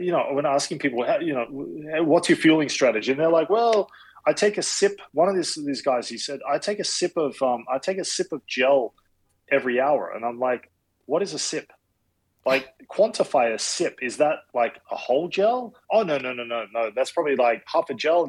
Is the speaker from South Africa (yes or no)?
no; Australia; moved away as an adult; also born or lived in Madrid, Spain; now in Boston, United States; being Australian